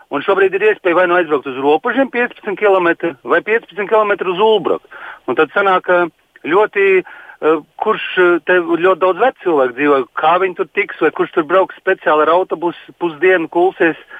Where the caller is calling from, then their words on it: Silakrogs, Pierīga, Latvia; esmu no Pierīgas, eh, šeit no jauno robežu novada. Biju aizgājis, domāju, aiziešu arī novēlēt. Dzīvoju tādā ciematā Silakroks